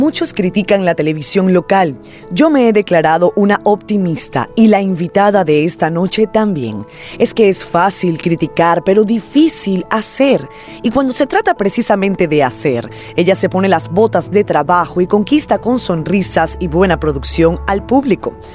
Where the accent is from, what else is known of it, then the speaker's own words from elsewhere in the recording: Venezuela; moved away; yo soy venezolana